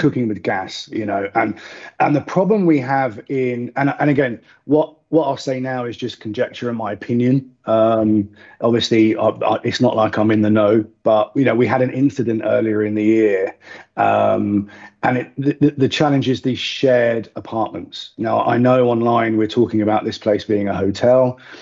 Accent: United Kingdom; now in United Arab Emirates; as, as Brit expats

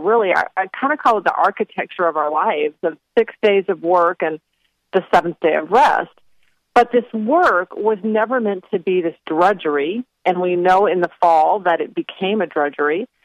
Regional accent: Phoenix, Arizona, United States; moved away as an adult; now in North Carolina, United States; I grew up in Phoenix

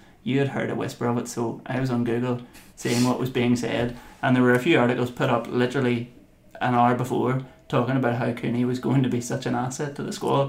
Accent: Lurgan, Northern Ireland, United Kingdom; my hometown in Lurgan.

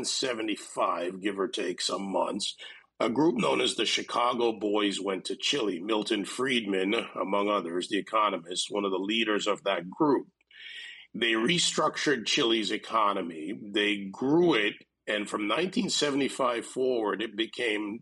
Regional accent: Jamaica; also born or lived in Gilbertsville, New York; now in Miami, United States; I was born in the Caribbean. I was born in Jamaica, West Indies.

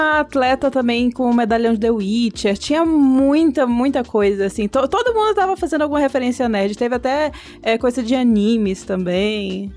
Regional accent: Maranhão, Brazil; eu sou maranhense. É muito gostoso ter um sotaque um pouquinho mais próximo do meu

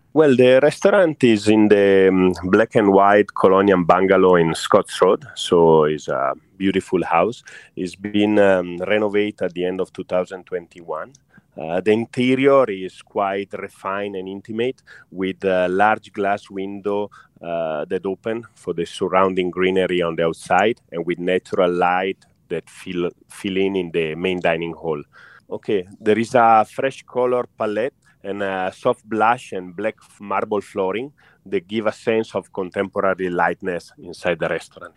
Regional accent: Italy; now in Singapore; I'm Italian

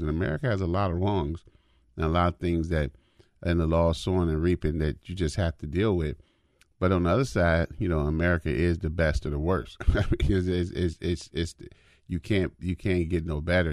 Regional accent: United States; I'm African American

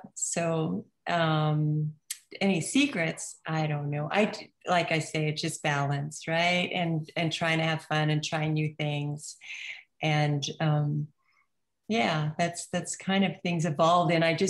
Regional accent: New Zealand; I'm from New Zealand, right? So we eat lamb and meat

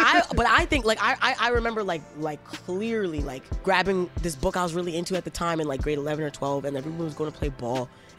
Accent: Toronto, Ontario, Canada; also born or lived in Brampton / Scarborough; when I grew up in Toronto, I was getting C's and D's

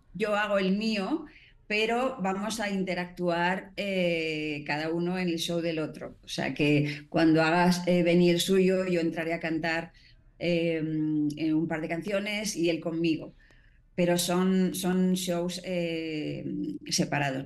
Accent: Spain; now in Mexico; mi parte española, que también obviamente adoro mi tierra

